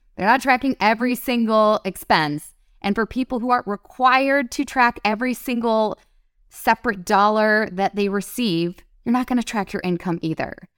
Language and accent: English; Detroit, Michigan, United States; I grew up in Detroit